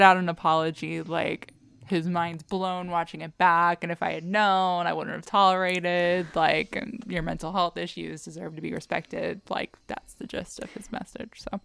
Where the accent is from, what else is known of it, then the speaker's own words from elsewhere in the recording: Texas, United States; We grew up in Texas